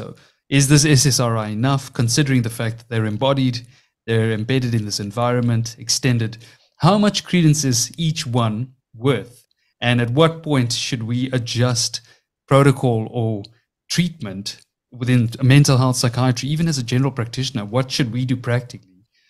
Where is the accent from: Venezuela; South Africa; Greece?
South Africa; accent: South African; my South African accent's obviously playing a role there.